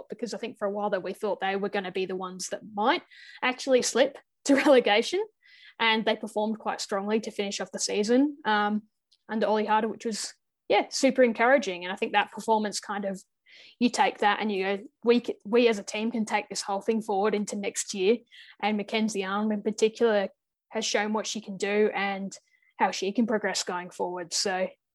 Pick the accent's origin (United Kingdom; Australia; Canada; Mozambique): Australia; as an Aussie